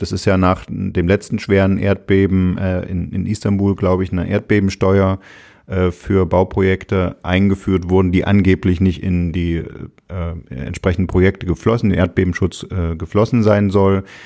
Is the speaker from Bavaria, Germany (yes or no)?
no; Saxony, Germany; wir, also du und ich, in Sachsen aufgewachsen